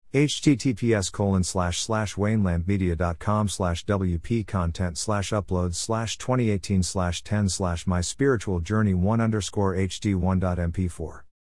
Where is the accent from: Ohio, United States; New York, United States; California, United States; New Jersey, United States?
New York, United States; I was born in New York and raised in the Catholic faith